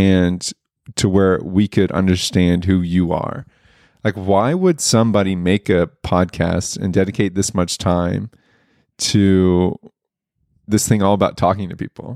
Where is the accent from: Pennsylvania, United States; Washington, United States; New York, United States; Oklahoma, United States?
Oklahoma, United States; Broken Arrow; I grew up in Broken Arrow, Oklahoma, which is northeast Oklahoma.